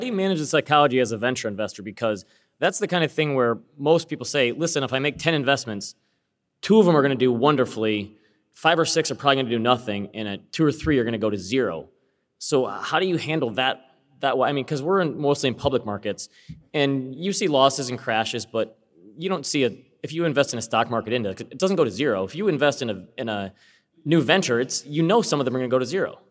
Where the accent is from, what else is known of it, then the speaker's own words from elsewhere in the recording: Michigan, United States; I'm a fellow Midwesterner here. I'm from, I'm from Michigan.